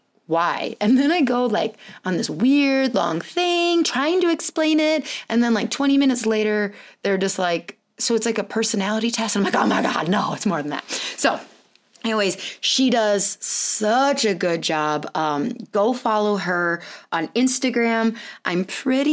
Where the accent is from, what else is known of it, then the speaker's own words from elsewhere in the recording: California, United States; moved away; I was born in California, lived there for multiple years, and went back and would spend like a lot of my summer there for multiple years to visit my dad